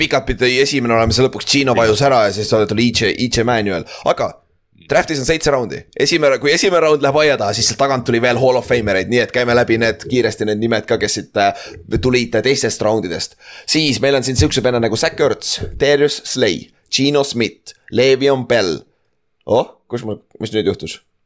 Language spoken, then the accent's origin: Estonian; Estonia; me oleme eestlased